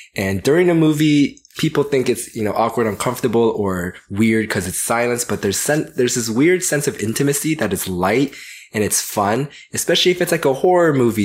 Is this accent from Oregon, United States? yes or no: no; Georgia, United States; I grew up in Georgia